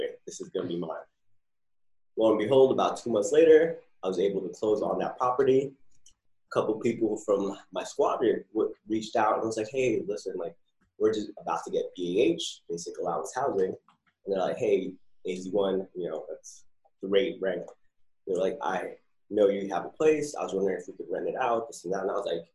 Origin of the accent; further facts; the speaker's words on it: New Jersey, United States; moved away as an adult; also born or lived in California; now in San Diego, United States; I'm originally from Jersey